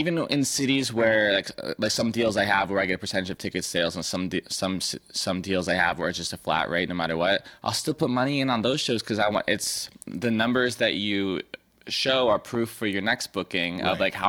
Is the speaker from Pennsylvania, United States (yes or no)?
no; San Diego, California, United States; I grew up in San Diego.